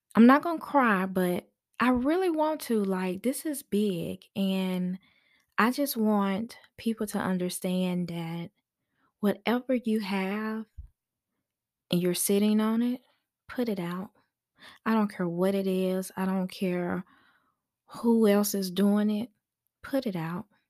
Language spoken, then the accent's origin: English; Memphis, Tennessee, United States; now in Georgia, United States; I am from Memphis.